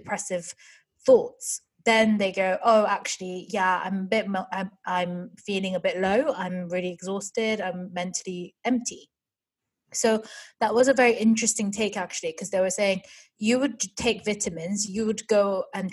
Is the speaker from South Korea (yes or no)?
yes; South Korea; moved away; when I was growing up in Korea